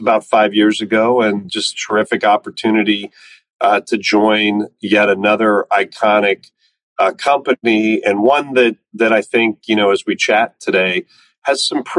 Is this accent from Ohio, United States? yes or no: yes; Cincinnati, Ohio, United States; moved away as an adult; I grew up in Cincinnati, Ohio, lived in the same house my whole life